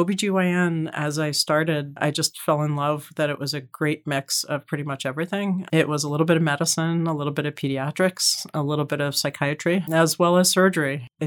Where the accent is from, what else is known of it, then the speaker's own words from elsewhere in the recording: Philadelphia, Pennsylvania, United States; moved away as an adult; also born or lived in Baltimore; now in New York, United States; I grew up in Philadelphia and then went to college and outside of Baltimore, and then eventually moved to New York to actually work first as an actuary.